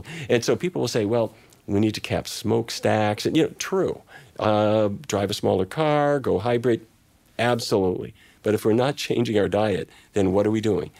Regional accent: Fargo, North Dakota, United States; moved away; my family, I come from the Midwest. My dad was in the cattle business, and his dad and his dad and his dad, and I drove cattle myself to East St. Louis to slaughter

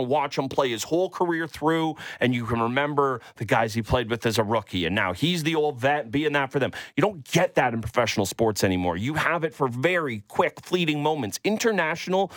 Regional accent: Canada; Might have been born in the country of Canada, but I was born in Leafs Nation

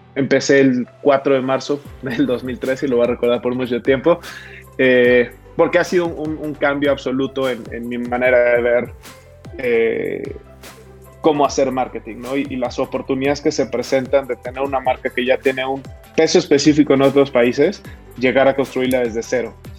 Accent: Mexico; nuestros connacionales

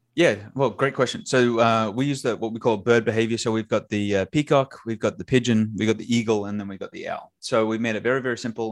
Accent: Australia; I have an accent, so that means I'm from Australia.

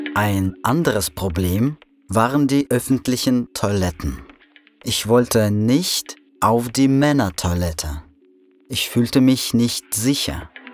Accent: Russia; German is a second language; moved away as an adult; now in Berlin, Germany; Januar 1993, Russland. Ich lebe in einer Provinzstadt

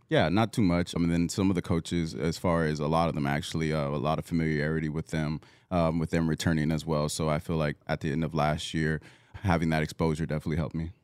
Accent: Southern California, United States; moved away as an adult; also born or lived in Oregon; I'm originally from Southern California

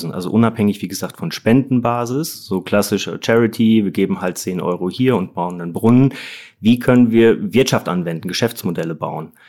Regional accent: Bochum, North Rhine-Westphalia, Germany; now in Munich, Germany; vielleicht vorweg gar nicht äh, gebürtiger Münchener, sondern Wahlmünchener. Ich komme ursprünglich aus dem Ruhrport, aus Bochum.

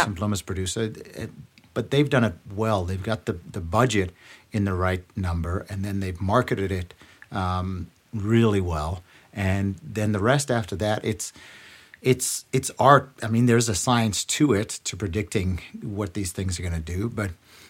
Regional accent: Canada; it's still tough to get into those rooms as a Canadian.

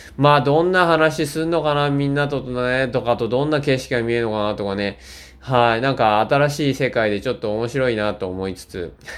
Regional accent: Shizuoka, Japan; also born or lived in Niigata Prefecture; now in Niigata, Japan; 僕は静岡県出身です。はい、今新潟県民ですけども。

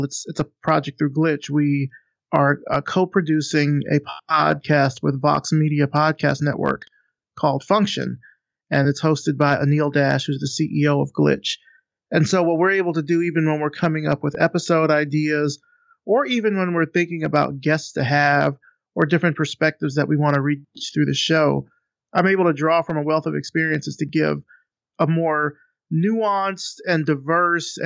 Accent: Selma, Alabama, United States; I'm from the South. I'm from Selma, Alabama.

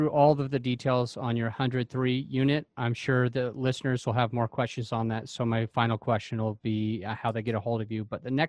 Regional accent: Utah, United States; I'm from Utah myself

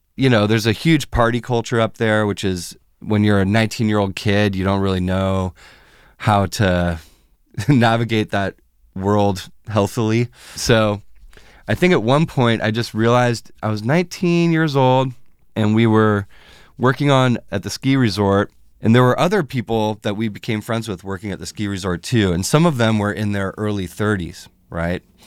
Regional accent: Fairfax, California, United States; moved away as an adult; also born or lived in San Francisco; now in Los Angeles, United States; Bay Area, yeah, I grew up in the North Bay and West Marin over there in Fairfax, San Anselmo area

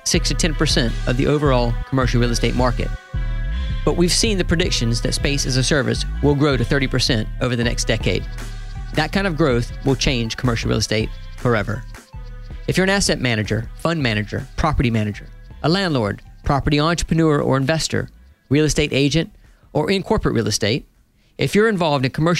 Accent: United States; accent: Southern; moved away as an adult; now in London, United Kingdom; if you can't tell by my accent by now, I'm an American

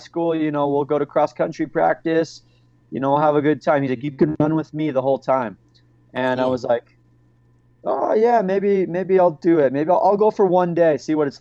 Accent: St. George, Utah, United States; I grew up in St. George, Utah

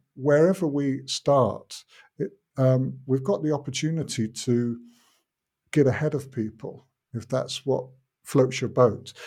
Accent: United Kingdom; now in Finland; I grew up in Britain, but my father wasn't British.

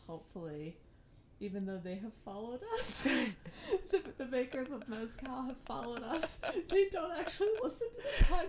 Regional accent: United Kingdom; accent: British; I panicked with my British accent.

